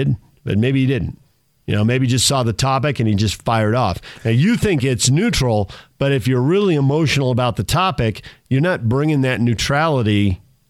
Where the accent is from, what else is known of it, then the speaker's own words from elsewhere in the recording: San Diego, California, United States; growing up in San Diego, where there's so many retired military